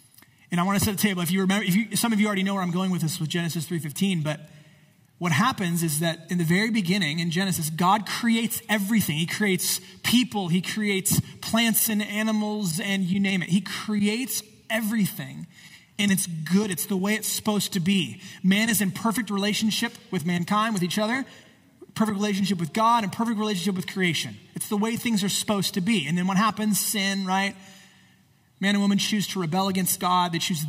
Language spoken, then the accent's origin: English; Temecula, California, United States; I grew up here in the Temecula Valley.